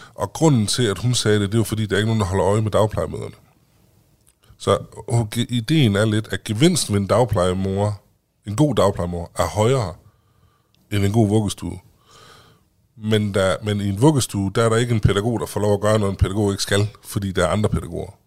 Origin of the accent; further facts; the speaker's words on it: Vildbjerg, Central Denmark Region, Denmark; Jeg kommer fra Lille Vildbjerg ude ved Herning